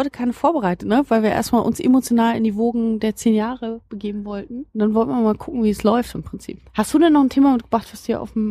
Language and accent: German; Berlin, Germany; ich stamm ja eben, wie gesagt, also ich bin aufgewachsen in Berlin-Marzahn, so ein äh, Ort, der eben mit irrsinnig vielen Klischees belegt ist